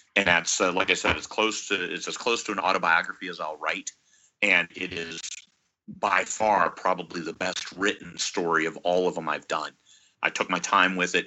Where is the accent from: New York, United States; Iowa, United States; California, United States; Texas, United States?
Iowa, United States; now in Alaska, United States; I was uh, born and raised in Iowa.